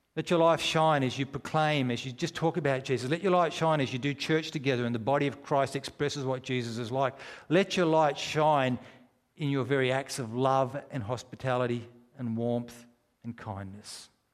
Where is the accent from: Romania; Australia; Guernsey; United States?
Australia; We're strangers from Australia